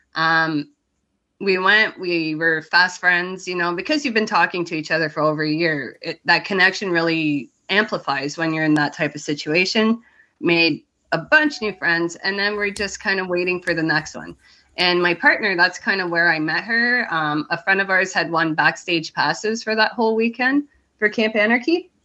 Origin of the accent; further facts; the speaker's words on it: Canada; I'm from Canada